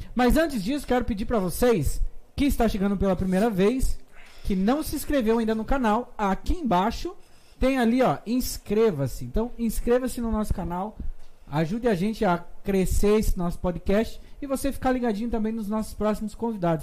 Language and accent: Portuguese; Fazenda Rio Grande, Paraná, Brazil; also born or lived in Curitiba; eu fui feito nos matos da Fazenda Rio Grande e nasci no Hospital Santa Brígida. Nasci em Curitiba